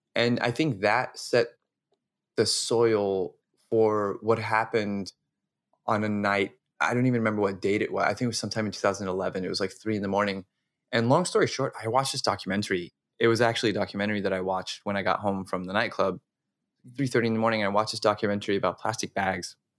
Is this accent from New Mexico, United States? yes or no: yes; Las Cruces, New Mexico, United States; I'm originally from New Mexico, from a town called Las Cruces.